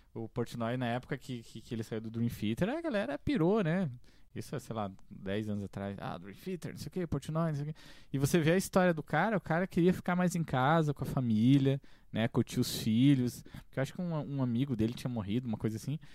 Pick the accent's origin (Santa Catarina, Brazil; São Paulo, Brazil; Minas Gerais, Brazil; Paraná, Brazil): Santa Catarina, Brazil; Correia Pinto; eu também me criei basicamente em Correia Pinta